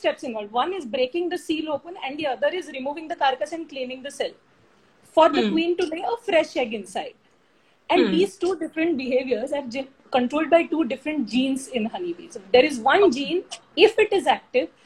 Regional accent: Mumbai, Maharashtra, India; I am born and raised in Mumbai

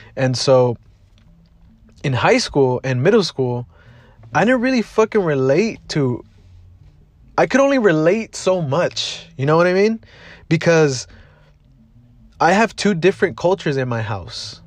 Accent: Maywood, California, United States; also born or lived in Lynwood, California / Bell, California / South Gate, California; I was born and raised here in Southeast Los Angeles.

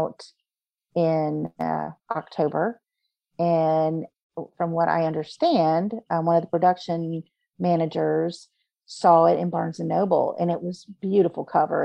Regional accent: Virginia Beach, Virginia, United States; also born or lived in North Carolina / Patrick Springs, Virginia; I was born and raised in Virginia Beach with Norfolk and Oceana.

